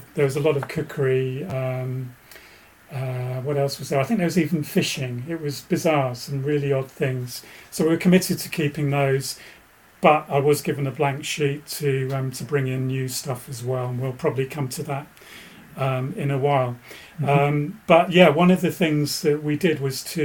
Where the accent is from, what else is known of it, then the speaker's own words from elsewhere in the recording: Bedfordshire, East of England, United Kingdom; now in West Country, United Kingdom; I grew up in Bedfordshire. So, used to watch Anglia then